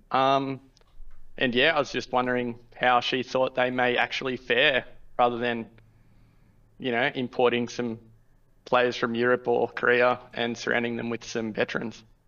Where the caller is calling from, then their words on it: Australia; I'm calling from Australia